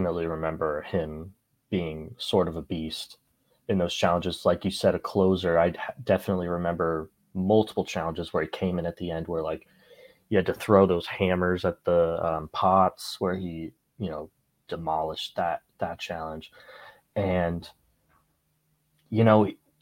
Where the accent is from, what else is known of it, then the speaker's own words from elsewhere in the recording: United States; also born or lived in Arizona; As an American